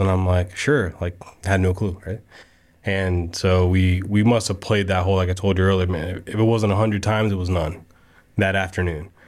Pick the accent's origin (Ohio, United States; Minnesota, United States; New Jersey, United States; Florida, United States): Florida, United States; Casselberry; I grew up in Castleberry, so I went to Deer Run.